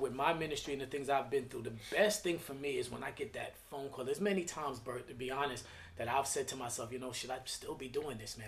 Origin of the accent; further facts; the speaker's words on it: New York City, New York, United States; I'm from Flatbush, Brooklyn